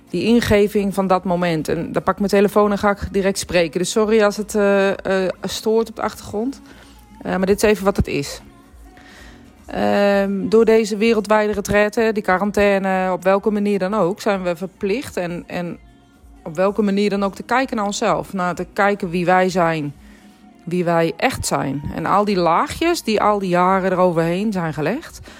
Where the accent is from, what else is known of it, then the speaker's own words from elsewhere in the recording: Netherlands; ik ben spiritueel medium, maar ik ben ook Nederlandse, ik ben ook een Griekse.